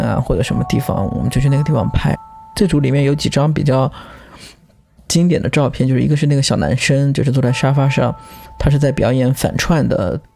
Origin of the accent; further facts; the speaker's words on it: Lishui, Zhejiang, China; moved away as an adult; also born or lived in Shanghai / Hangzhou; now in New Haven, United States; 我出生在浙江丽水 近云县的一个山村吧，跟着外公外婆，因为爸妈都在外面打工嘛